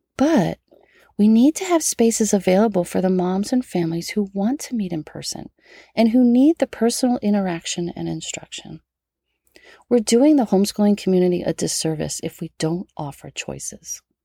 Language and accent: English; United States; as an American patriot